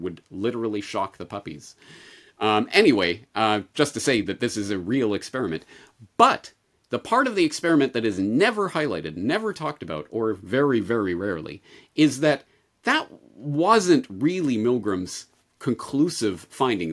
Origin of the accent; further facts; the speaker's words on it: Canada; growing up in Canada with the Canadian health system